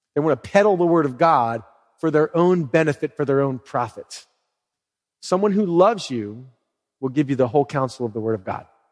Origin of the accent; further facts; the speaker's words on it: Philadelphia, Pennsylvania, United States; I'm from Philly